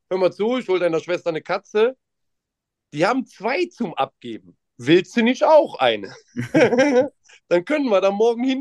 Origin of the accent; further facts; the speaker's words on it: Mönchengladbach, North Rhine-Westphalia, Germany; ich komme aus Mönchengladbach tatsächlich.